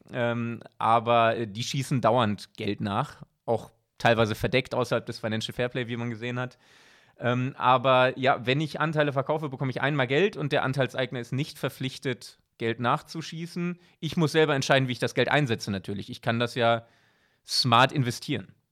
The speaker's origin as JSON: {"language": "German", "town": "Bochum", "region": "North Rhine-Westphalia", "country": "Germany", "moved": "as an adult", "lives_now": "Switzerland", "said": "als Bochumer"}